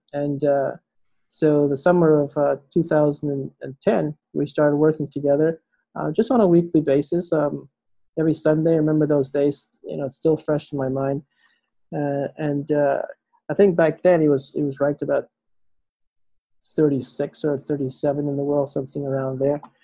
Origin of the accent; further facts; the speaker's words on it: Bahamas; Growing up in the Bahamas